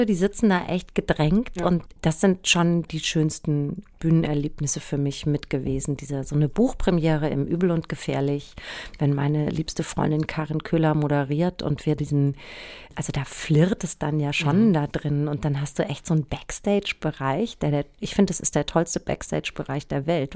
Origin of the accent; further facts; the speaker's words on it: Frankfurt area, Hesse, Germany; ich komme ja aus der Ecke und bin zwar St. Pauli-Fan, aber Eintracht Frankfurt ist so mein, mein Urverein